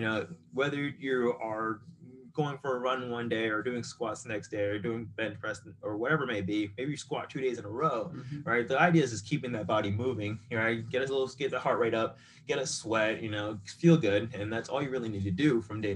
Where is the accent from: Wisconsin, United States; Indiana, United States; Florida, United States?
Florida, United States; Boca Raton; also born or lived in California; raised South Florida, West Boca